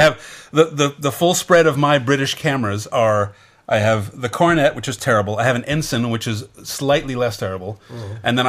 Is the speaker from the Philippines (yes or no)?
yes; Philippines; English is a second language; moved away as an adult; now in Singapore; from the Philippines. I've been working based in Singapore.